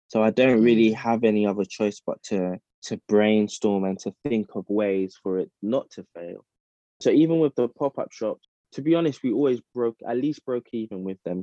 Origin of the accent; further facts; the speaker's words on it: London, United Kingdom; moved away as an adult; also born or lived in Midlands; now in Ghana; I was born and raised in South London, but yeah, I, am of Ghanaian heritage